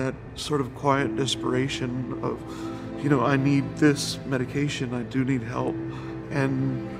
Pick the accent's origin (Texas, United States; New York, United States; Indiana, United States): Texas, United States; now in Los Angeles, United States; I was originally from Texas.